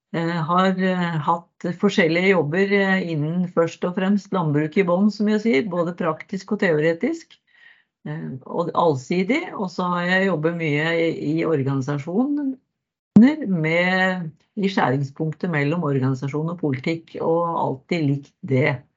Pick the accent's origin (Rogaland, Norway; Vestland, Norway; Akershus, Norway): Akershus, Norway; Nes; moved away as an adult; now in Modum, Norway; født og oppvokst i Nes på Romerike.